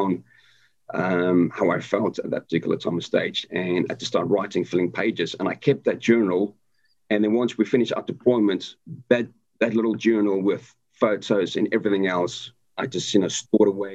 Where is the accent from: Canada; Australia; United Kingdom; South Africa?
South Africa; moved away; born and raised in South Africa, and I left the country in 2000